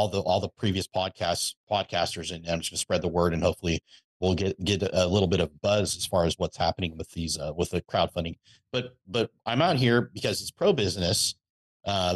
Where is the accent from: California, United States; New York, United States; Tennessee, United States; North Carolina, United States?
California, United States; Napa; also born or lived in Texas; I was born and raised in Napa, California